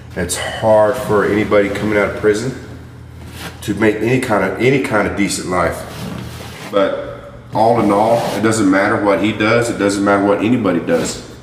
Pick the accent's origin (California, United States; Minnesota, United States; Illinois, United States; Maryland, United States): Illinois, United States; Chicago; now in Texas, United States; I was born in Chicago, Illinois. I was raised in an institution all my life